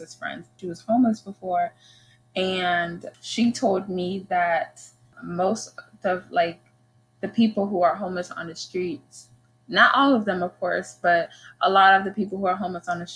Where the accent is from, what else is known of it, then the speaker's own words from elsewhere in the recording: Uganda; We're from Uganda